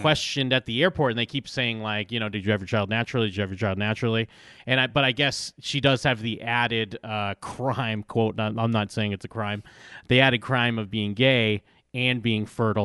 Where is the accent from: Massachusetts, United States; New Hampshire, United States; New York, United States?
Massachusetts, United States; moved away; I grew up in Massachusetts